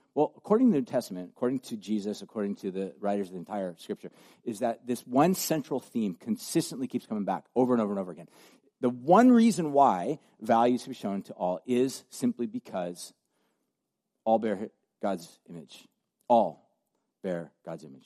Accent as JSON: {"language": "English", "country": "United States"}